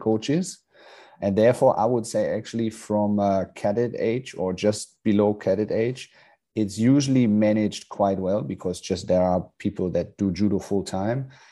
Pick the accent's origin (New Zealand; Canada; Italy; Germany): Germany; Hamburg; moved away as an adult; also born or lived in Luxembourg; now in Australia; we've been both burn, born and raised in Hamburg, Germany